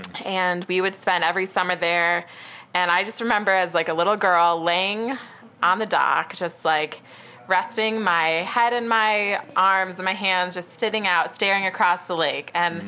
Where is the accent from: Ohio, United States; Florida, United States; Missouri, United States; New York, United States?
New York, United States; Seneca Falls; I'm from Seneca Falls, which is, we're about 15 minutes away from Seneca Falls right now.